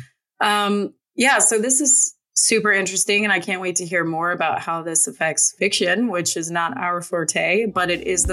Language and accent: English; Florida, United States; moved away; I grew up in the South and I, in Florida